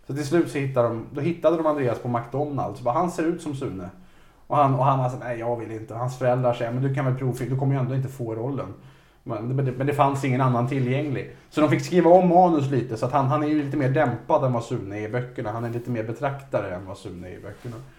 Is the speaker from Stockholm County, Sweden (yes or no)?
yes; Vaxholm, Stockholm County, Sweden; i Vaxholm, där jag växte upp